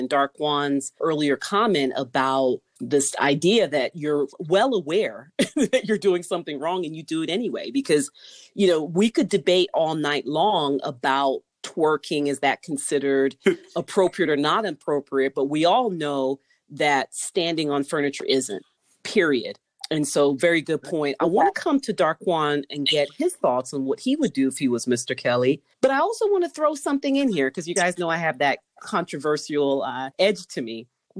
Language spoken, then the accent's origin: English; Jamaica; You know how some Jamaicans are, you know, we're going to bang on the wall and carry on.